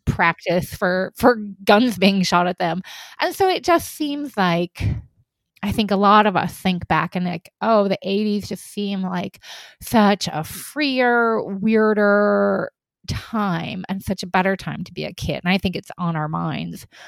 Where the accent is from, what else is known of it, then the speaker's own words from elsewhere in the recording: Oregon, United States; also born or lived in Eastern Washington; I was born in Eastern Washington in a small town where actually, you know, two roads are named for my family, right? Mm-hmm. It, it's one of those extremely tight knit, small farming towns. And then we wound up moving to Oregon